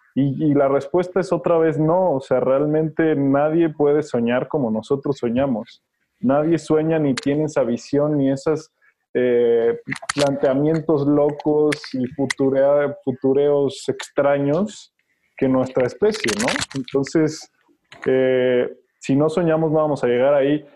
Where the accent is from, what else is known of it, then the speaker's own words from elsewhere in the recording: Mexico; como mexicanos y como raza